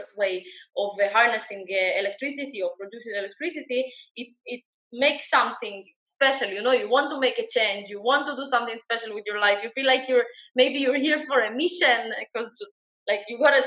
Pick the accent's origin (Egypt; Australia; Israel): Israel; also born or lived in Ukraine; I'm Israeli, I live in Israel, but I was not born here. I was born in Ukraine in 1986.